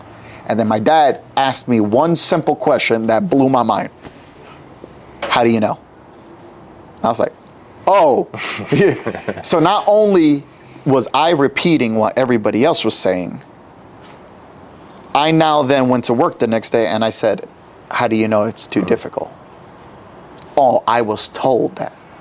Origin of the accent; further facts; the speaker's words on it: New York City, New York, United States; when I was growing up in New York City